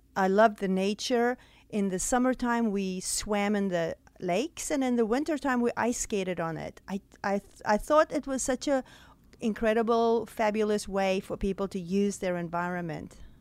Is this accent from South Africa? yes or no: yes; South Africa; moved away as an adult; now in Greenwood, Mississippi, United States; the way I grew up in South Africa.